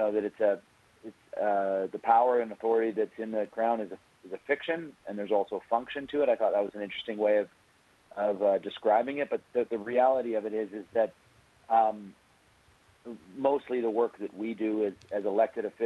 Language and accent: English; British Columbia, Canada